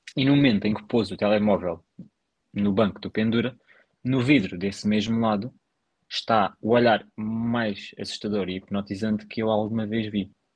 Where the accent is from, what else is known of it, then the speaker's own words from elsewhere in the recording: Sintra, Lisbon, Portugal; eu sou de Sintra, praticamente. Eu sou de uhum. Sintra, a minha morada oficialmente diz Sintra, portanto, eu sou de Sintra